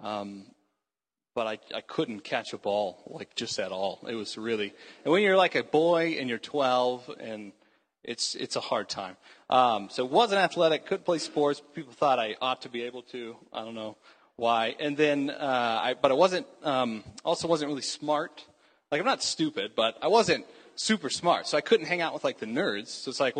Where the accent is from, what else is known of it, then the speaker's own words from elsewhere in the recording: Houston, Texas, United States; I grew up in Houston, Texas, which is a terrible place.